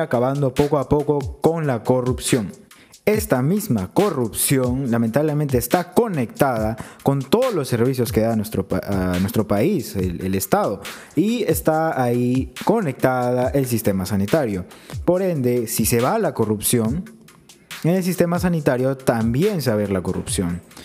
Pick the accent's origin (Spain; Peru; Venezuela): Peru; como ciudadanos peruanos